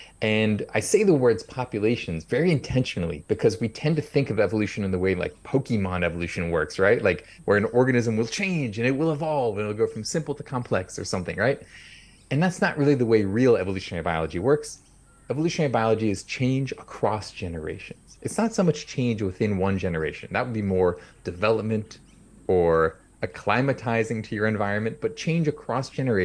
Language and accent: English; near San Francisco, coastal California, United States; I grew up in California, coastal California, near San Francisco